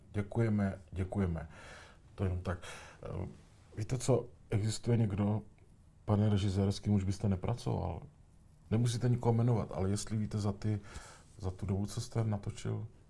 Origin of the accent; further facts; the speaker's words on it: Tišnov, South Moravian Region, Czechia; u nás v Tišnově